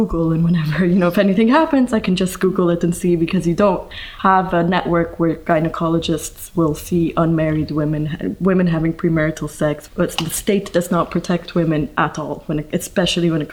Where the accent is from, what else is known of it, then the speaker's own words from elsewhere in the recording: Egypt; I'm from Egypt